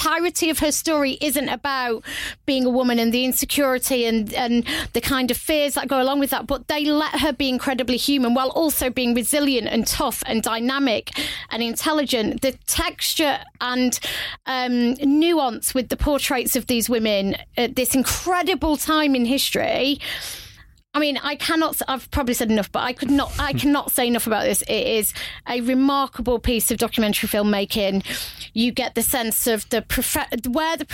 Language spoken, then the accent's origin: English; United Kingdom; I'm British